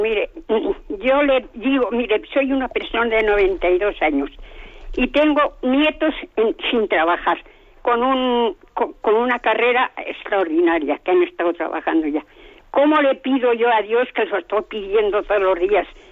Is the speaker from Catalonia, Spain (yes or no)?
no; Basque Country, Spain; soy del País Vasco. Estoy en el País Vasco.